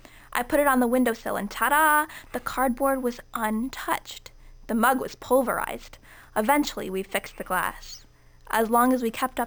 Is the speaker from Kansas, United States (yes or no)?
no; New York, United States; Yeah, so I grew up in a very big, very mysterious house in upstate New York.